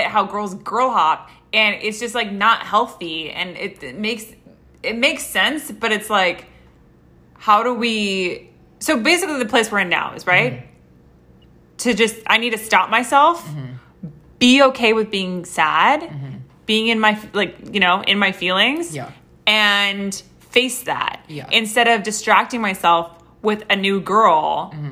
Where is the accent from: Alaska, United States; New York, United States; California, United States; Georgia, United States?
California, United States; Los Angeles; I'm from Los Angeles. Okay? Born and fucking raised